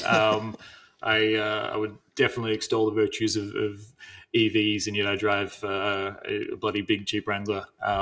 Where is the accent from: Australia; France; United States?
Australia; as an Australian